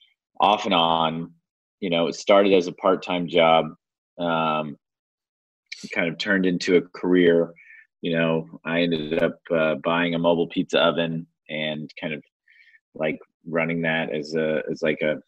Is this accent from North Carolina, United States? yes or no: no; Austin, Texas, United States; I'm from Austin.